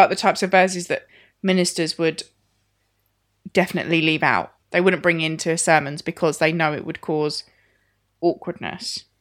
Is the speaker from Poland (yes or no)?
no; United Kingdom; as a British culture